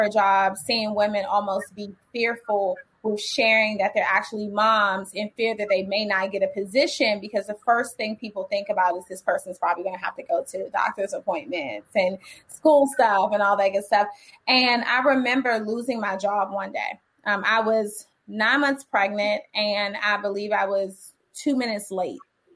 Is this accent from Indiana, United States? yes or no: no; Washington, District of Columbia, United States; I'm raised in DC. I graduated from Dunbar Senior High School. I grew up in the projects of Washington, DC